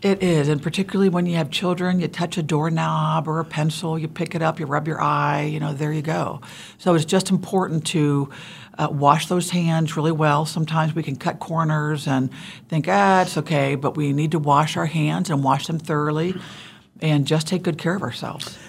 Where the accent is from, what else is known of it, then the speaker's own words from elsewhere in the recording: Ohio, United States; also born or lived in Kansas; now in Wichita, United States; originally I'm from Ohio